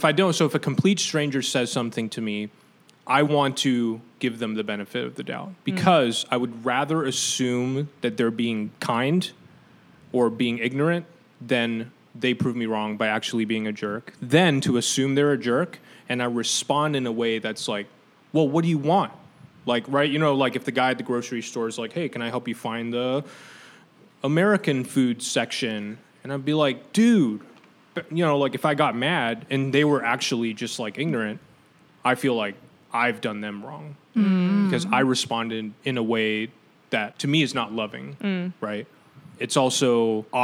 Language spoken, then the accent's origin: English; Taiwan; moved away; I'm from Taiwan.